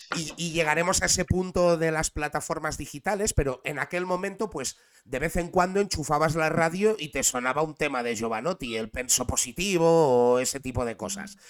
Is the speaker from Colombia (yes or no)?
no; Barcelona, Catalonia, Spain; soy de Barcelona. Soy de Barcelona, represento Barcelona, lo he representado toda la vida